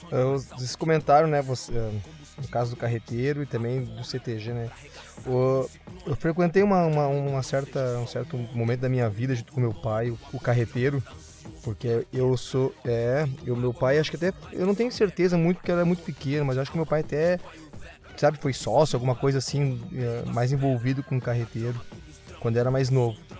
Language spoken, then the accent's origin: Portuguese; Gravataí, Rio Grande do Sul, Brazil; eu também sou de Gravataí, né? Nascido e, e criado aqui